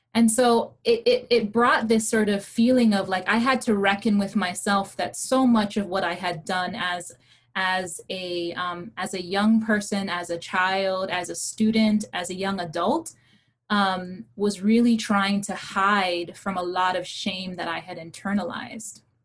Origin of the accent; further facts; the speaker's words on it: Hawaii, United States; English is a second language; I was raised in Hawaii in a brown and Asian Pacific Islander state that had deep anti blackness